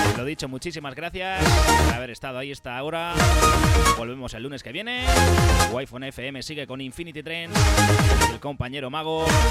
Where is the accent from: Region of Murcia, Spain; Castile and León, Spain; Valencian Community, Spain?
Region of Murcia, Spain; accent: murciano; mi acento murciano